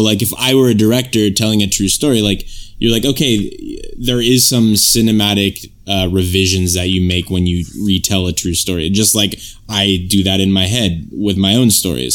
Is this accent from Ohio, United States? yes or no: no; California, United States; I'm from California where, like, they say there's, like, no accent here or whatever.